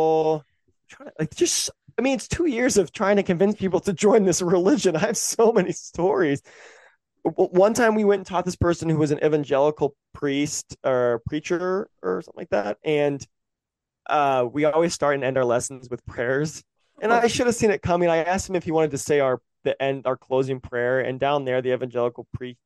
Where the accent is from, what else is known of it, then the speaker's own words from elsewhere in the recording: the South, United States; we grew up in the South where our teachers wouldn't teach it because they were Christians.